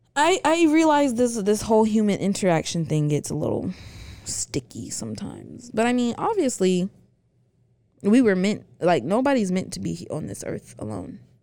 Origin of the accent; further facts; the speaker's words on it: the South, United States; two black girls from the South